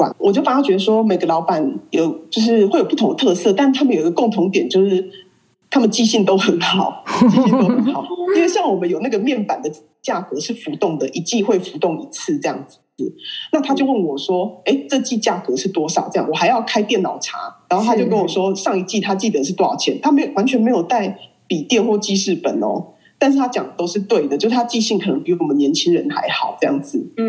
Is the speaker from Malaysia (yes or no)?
no; Taiwan; 就是我们台湾人是很难想象的。